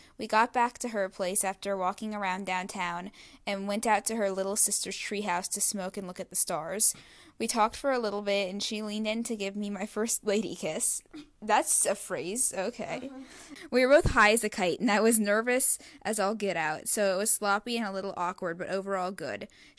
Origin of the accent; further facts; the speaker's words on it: the South, United States; she's the only person of color on our floor and I'm from the South.